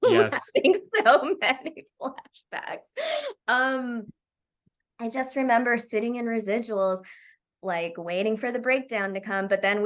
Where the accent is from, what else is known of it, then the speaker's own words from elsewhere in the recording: Oklahoma, United States; I'm from Oklahoma.